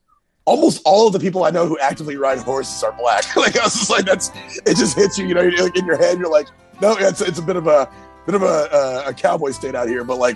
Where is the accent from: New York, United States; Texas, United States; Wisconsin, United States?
Texas, United States; Central; moved away as an adult; also born or lived in Hartford, Connecticut; I grew up in Central Texas.